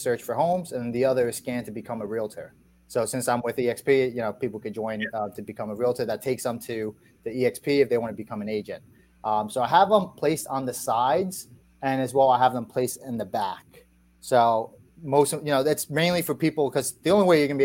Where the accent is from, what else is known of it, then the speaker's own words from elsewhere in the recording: New York, United States; moved away as an adult; now in Virginia, United States; I'm originally from New York